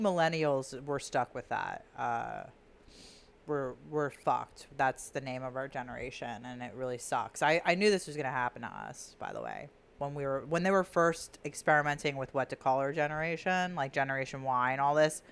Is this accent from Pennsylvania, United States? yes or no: yes; Delaware County, Pennsylvania, United States; we're from Delaware County